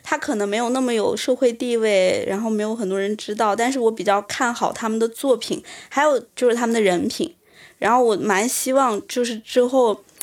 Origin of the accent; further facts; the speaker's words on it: China; 我来自中国，然后家里也有个美术馆